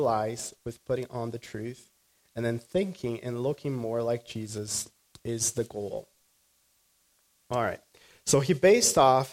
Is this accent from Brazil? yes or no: yes; Brazil; moved away; I grew up in Brazil